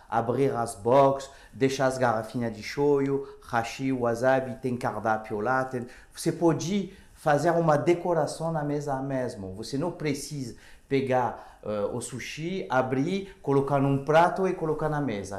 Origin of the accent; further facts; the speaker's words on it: France; Portuguese is a second language; moved away as an adult; now in Brazil; eu sou francês. Uh, eu cheguei uh, faz ah, umas 10 anos aqui no Brasil